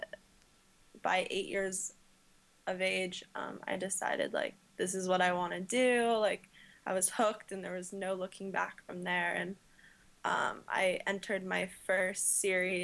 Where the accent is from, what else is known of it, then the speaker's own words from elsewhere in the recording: La Jolla, California, United States; I grew up in La Jolla, California